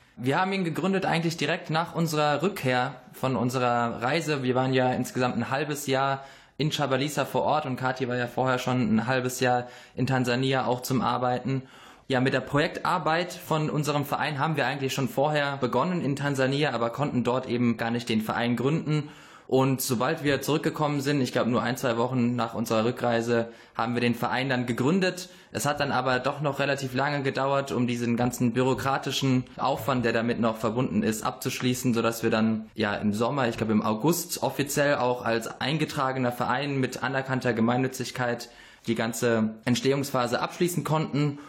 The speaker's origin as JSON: {"language": "German", "town": "Karlsruhe", "region": "Baden-Württemberg", "country": "Germany", "said": "ich komme aus Karlsruhe"}